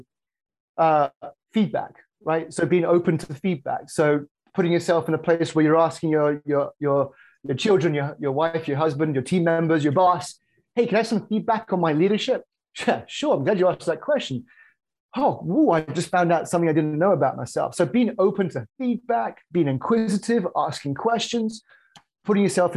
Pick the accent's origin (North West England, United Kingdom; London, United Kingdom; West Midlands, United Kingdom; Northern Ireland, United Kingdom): West Midlands, United Kingdom; just south of Birmingham; moved away as an adult; now in Chicago, United States; UK originally, just south of Birmingham. And I moved here in 2005